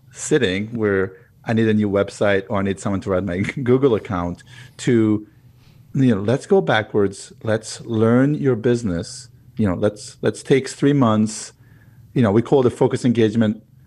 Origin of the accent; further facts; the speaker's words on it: Israel; moved away as an adult; now in United States; I was, uh, born and raised in Israel, moved to the U S eleven years ago